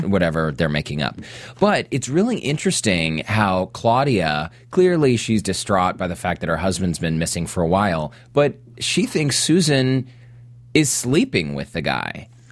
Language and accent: English; Salt Lake City, Utah, United States; I was raised in Salt Lake.